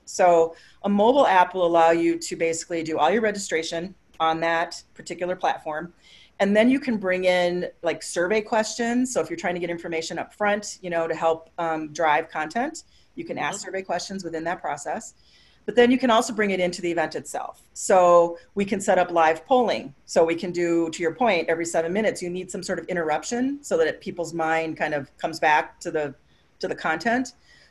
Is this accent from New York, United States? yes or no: no; Minneapolis, Minnesota, United States; You know, I'm from Minneapolis.